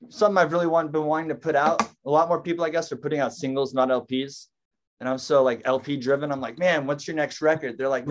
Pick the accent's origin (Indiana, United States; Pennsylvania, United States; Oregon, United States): Oregon, United States; Portland; the neighborhood I grew up in Portland